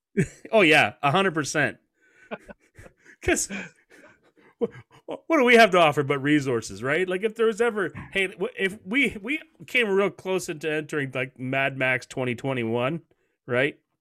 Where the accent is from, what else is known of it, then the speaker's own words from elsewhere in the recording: Canada; I'm a Canadian